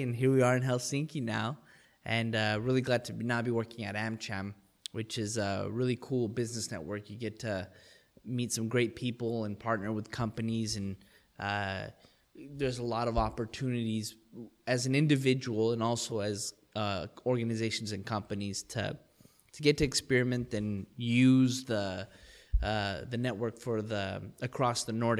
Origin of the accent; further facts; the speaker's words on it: El Paso, Texas, United States; Well, I mean, I'm born and bred in El Paso, Texas. My dad's American. My mom's Mexican. I grew up on the border.